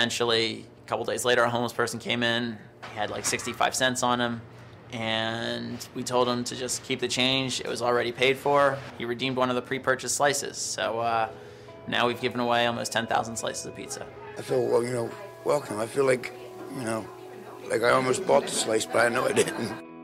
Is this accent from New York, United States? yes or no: yes; New York, United States; I'm from New York, so you know I know what pizza is. Before I opened up Rosa's, I just worked at a, a desk job in New York.